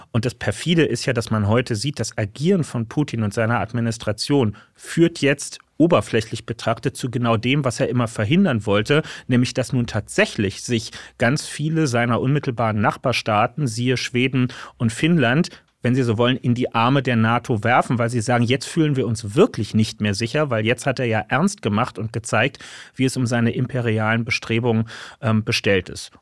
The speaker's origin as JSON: {"language": "German", "region": "Berlin", "country": "Germany", "tie": "born or raised there", "said": "hier in meiner Heimatstadt Berlin"}